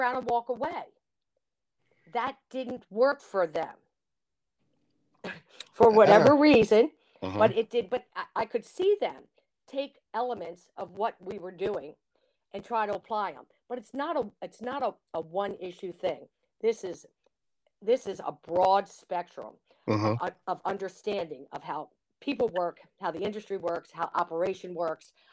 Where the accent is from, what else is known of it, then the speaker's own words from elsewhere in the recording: Baltimore, Maryland, United States; I'm a Baltimorean, I get to sell crab cakes in my state